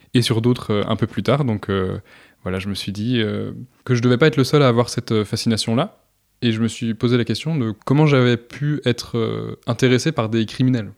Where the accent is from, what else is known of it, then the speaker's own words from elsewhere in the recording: Vendée, Pays de la Loire, France; j'ai grandi en Vendée, et en Vendée, il y a pas très loin de chez moi, les Sables d'Olonne